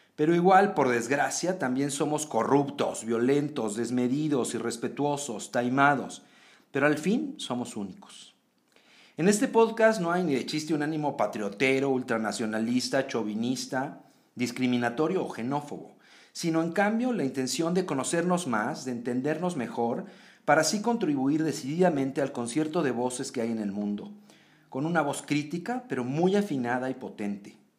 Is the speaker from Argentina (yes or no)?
no; Mexico; somos como somos los mexicanos